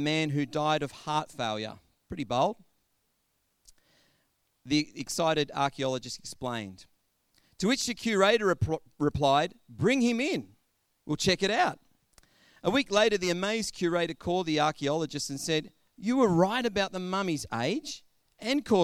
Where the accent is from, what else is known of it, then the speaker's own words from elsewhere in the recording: Australia; our own Australian culture has very strong ties with stories of people who have endured through hardships.